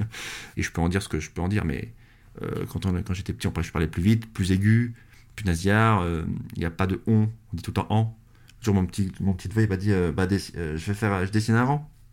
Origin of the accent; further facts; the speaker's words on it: France; je sais que je suis français, parce que je sais que je suis pas anglais. Enfin, je sais que j'ai né sur ce territoire